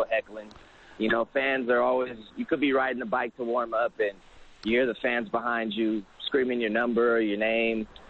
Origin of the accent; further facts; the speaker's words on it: Sacramento, California, United States; a training company based out of my hometown in Sacramento, California